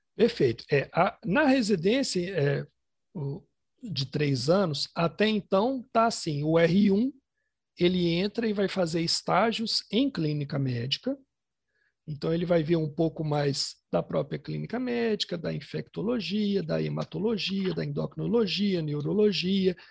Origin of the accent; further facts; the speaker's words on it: Ipatinga, Minas Gerais, Brazil; now in Belo Horizonte, Brazil; A gente morava em Patinga, eu nasci em Patinga, que é uma cidade do interior aqui de Minas